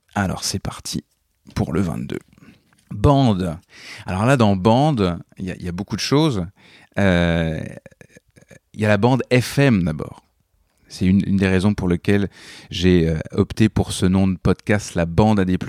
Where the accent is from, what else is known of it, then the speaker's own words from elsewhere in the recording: Normandy, France; moved away as an adult; also born or lived in Montreal, Canada / Paris, France; je suis né, j'ai grandi en Normandie